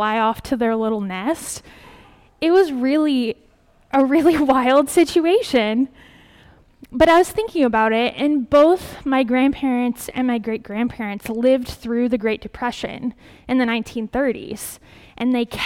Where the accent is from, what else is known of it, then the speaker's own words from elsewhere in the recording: Kansas, United States; moved away; the flour mill back in my hometown in Kansas